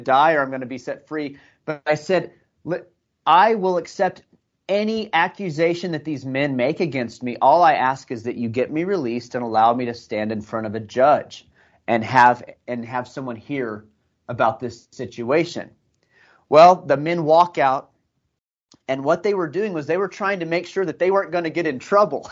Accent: United States; moved away as an adult; also born or lived in Iraq; I came here from America

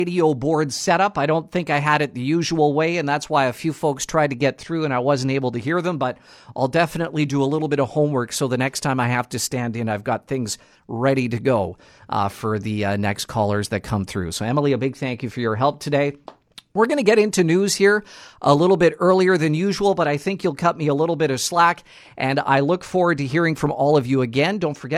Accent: Nipawin, Manitoba, Canada; moved away; I'm originally from Nipawa, and we had a very large Polish and Ukrainian community in the Nipawa area, which is just south of Dauphin, barely an hour

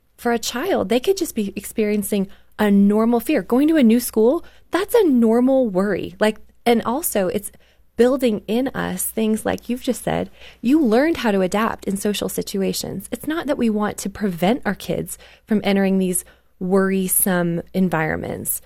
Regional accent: Canada; I grew up in Canada

